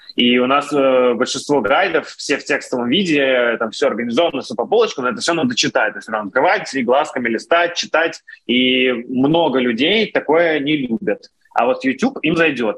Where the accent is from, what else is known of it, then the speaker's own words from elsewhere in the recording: Russia; moved away as an adult; now in Israel; я был один из России